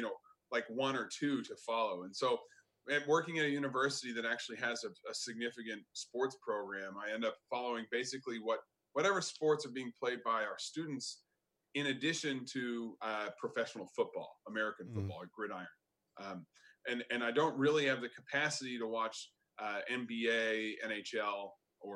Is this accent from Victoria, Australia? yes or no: yes; Melbourne, Victoria, Australia; moved away as an adult; now in England; I'm from Melbourne